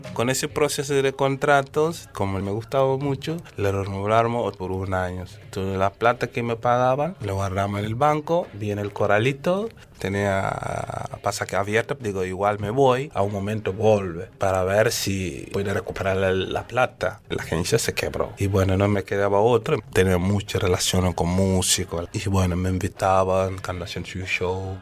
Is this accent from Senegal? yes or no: yes; Senegal; Spanish is a second language; moved away as an adult; now in Argentina; soy de Senegal